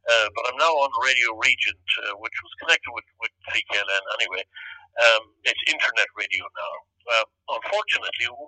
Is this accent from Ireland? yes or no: yes; Ireland; moved away as an adult; now in Toronto, Canada; myself and Betty went back home in 1971. And we found ourselves kind of in two, between two stools, you know, wishing we were back in Canada, wishing we were back in Ireland type of thing